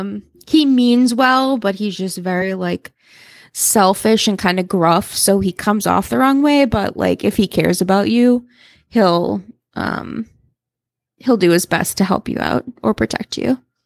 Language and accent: English; Salem, Massachusetts, United States; I grew up in Salem. We, uh, at Salem, Mass.